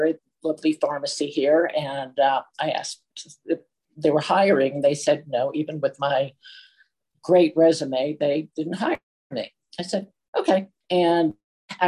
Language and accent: English; New York City, New York, United States; moved away as an adult; also born or lived in Aspen; I grew up in New York City. I lived in Queens, part of an area called Forest Hills, went to Queens College